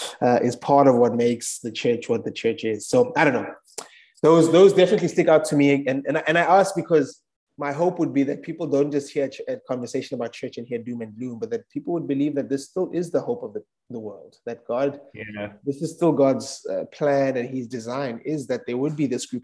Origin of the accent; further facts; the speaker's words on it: South Africa; I'm from South Africa.